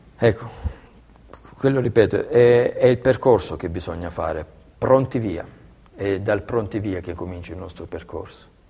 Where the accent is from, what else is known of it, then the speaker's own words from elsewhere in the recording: Belvedere Marittimo, Calabria, Italy; moved away as an adult; now in Siena, Italy; a Belvedere Marittimo, nel mio paese